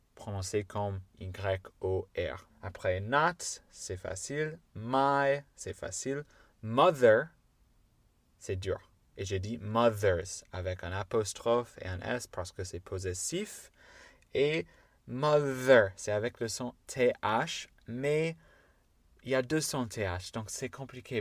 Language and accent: French; Chicago, Illinois, United States; accent: American; French is a second language; moved away; je suis de Chicago, des banlieues de Chicago